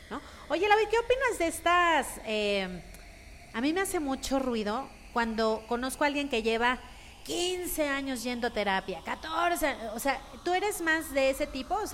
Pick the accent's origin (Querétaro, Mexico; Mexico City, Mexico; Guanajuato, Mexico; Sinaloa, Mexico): Sinaloa, Mexico; Mazatlán; yo soy de Mazatlán